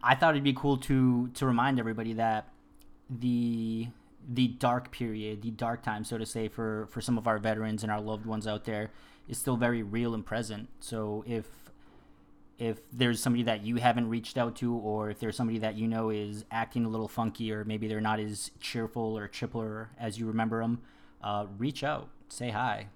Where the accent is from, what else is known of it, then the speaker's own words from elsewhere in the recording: Worcester, Massachusetts, United States; moved away as an adult; also born or lived in Colombia; now in San Diego, United States; I was born in Colombia. I was raised in Worcester, Massachusetts